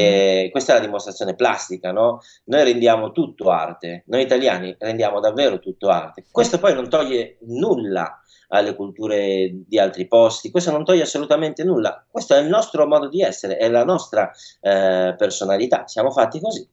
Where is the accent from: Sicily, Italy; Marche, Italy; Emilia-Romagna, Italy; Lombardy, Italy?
Lombardy, Italy; Milan; io sono nato, cresciuto, e vissuto qua a Milano